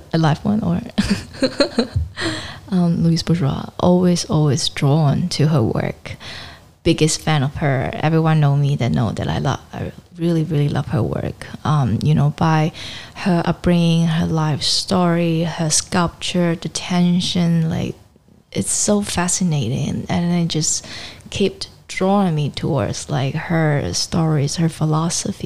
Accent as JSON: {"language": "English", "town": "Shenzhen", "region": "Guangdong", "country": "China", "tie": "born or raised there", "moved": "yes", "lives_now": "Hong Kong", "said": "I grew up in Shenzhen"}